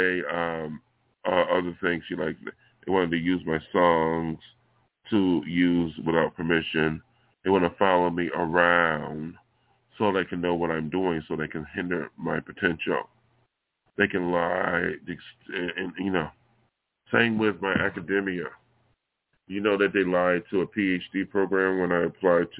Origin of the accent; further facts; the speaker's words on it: Buffalo, New York, United States; moved away as an adult; now in Los Angeles, United States; my hometown here in Buffalo